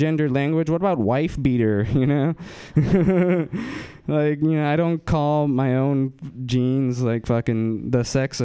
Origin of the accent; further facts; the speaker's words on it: Fremont, California, United States; I'm from Fremont, and, I fucking follow people from my high school